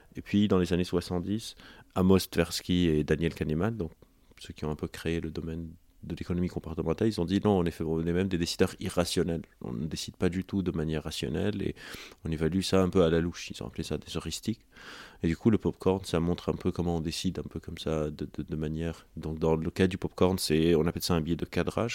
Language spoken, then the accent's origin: French; Lebanon; moved away; j'ai grandi au Liban